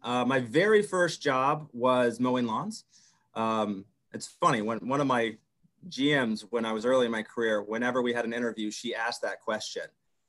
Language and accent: English; the South, United States; It's like, no, I grew up in the South with a strict mom.